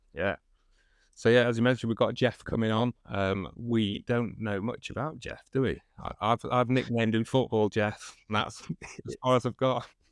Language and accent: English; Manchester, North West England, United Kingdom; I'm from Manchester in the U K